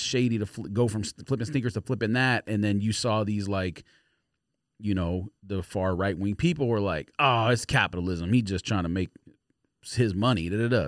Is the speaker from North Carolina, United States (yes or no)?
no; Los Angeles, California, United States; I grew up in Los Angeles